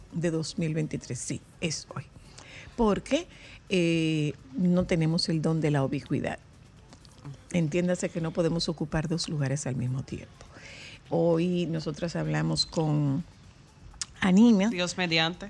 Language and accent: Spanish; Dominican Republic; tenemos los dominicanos